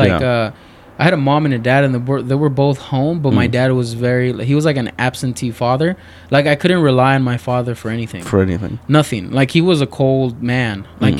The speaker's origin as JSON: {"language": "English", "town": "Culiacán", "region": "Sinaloa", "country": "Mexico", "said": "We're from Culiacán, Sinaloa. And Sinaloa. Yeah, there's a lot of cartels over there."}